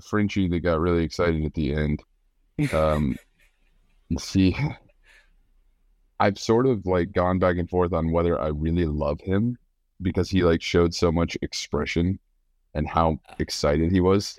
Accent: United States; I'm American

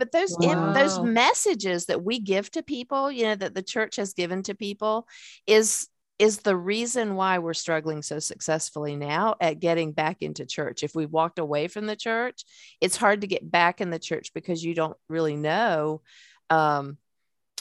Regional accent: the South, United States; I'm from the South

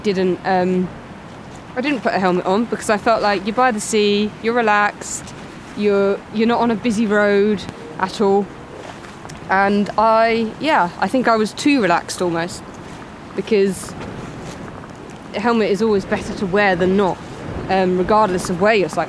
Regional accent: London, United Kingdom; moved away as an adult; I grew up in London

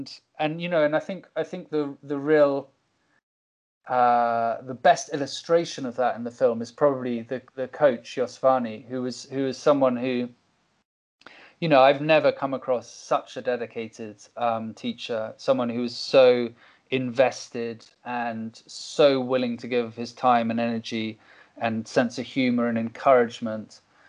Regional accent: Cuba; I think, you know, growing up in Cuba is a constant process of opening your eyes more and more

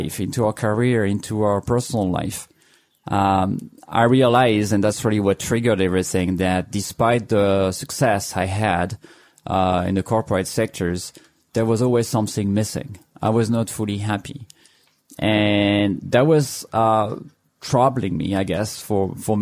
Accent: France; English is a second language; moved away as an adult; now in United States; As you can hear, I'm not from here. I'm from France. And so I arrived here now 10, 11 years ago

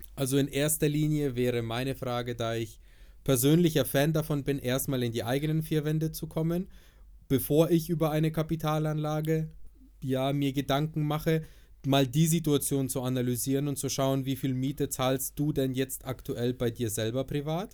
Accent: Nuremberg, Bavaria, Germany; bei uns in Nürnberg

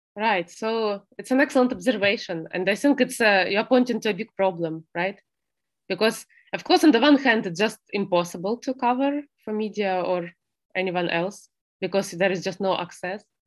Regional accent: Donetsk, Donetsk Oblast, Ukraine; now in Kyiv, Ukraine; I'm from Donetsk

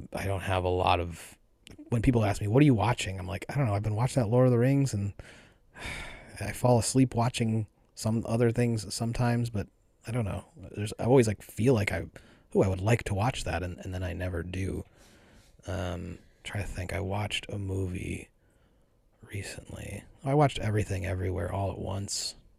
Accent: Buffalo, New York, United States; We're both from Buffalo

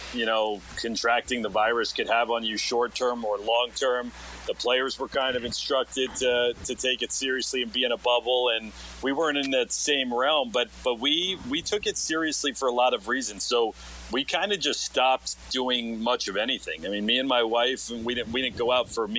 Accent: Los Angeles, California, United States; moved away as an adult; also born or lived in Alaska; now in Dallas, United States; I'm originally from Los Angeles

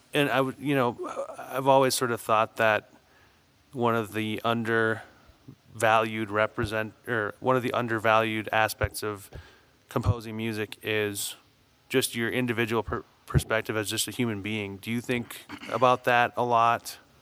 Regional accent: Saint Paul, Minnesota, United States; I grew up in St. Paul, Minnesota

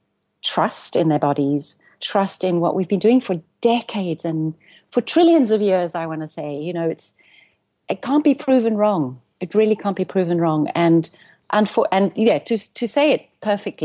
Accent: South Africa; also born or lived in Cape Town; now in Amsterdam, Netherlands; I'm a South African and I live between Amsterdam and Cape Town, 6 months each.

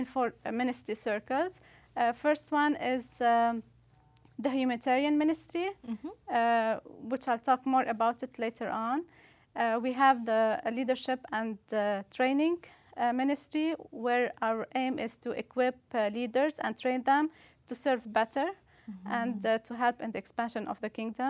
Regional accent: Beirut, Beirut Governorate, Lebanon; moved away as an adult; now in Canada; So I'm originally from Lebanon, mm-hmm. Beirut, Lebanon. I grew up in a Catholic church

